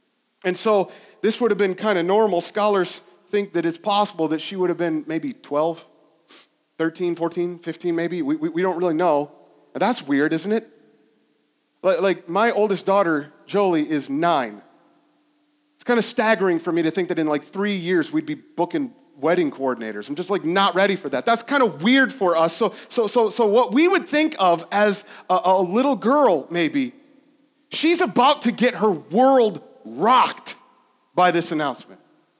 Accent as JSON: {"language": "English", "town": "West Liberty", "region": "Ohio", "country": "United States", "tie": "born or raised there", "said": "This is like where I grew up in Ohio. I never tell anybody that I'm from West Liberty because nobody's ever heard of West Liberty."}